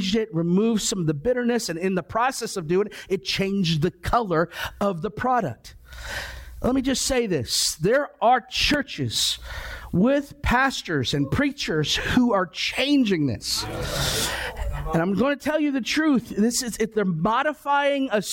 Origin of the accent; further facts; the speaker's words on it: Ohio, United States; I grew up in Ohio.